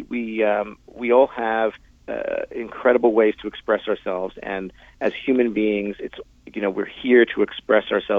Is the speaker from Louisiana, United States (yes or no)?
no; New York, United States; now in Los Angeles, United States; I'm from New York, and I still go back and forth a bunch, but I'm mainly in Los Angeles.